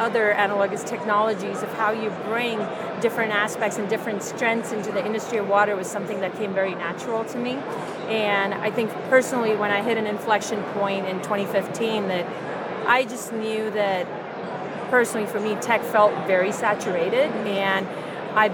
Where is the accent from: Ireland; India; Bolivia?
India; moved away; I grew up in India